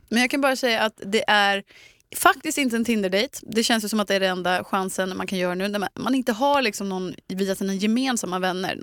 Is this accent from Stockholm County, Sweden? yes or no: no; Eksjö, Jönköping County, Sweden; moved away; lilla Eksjö där jag kommer ifrån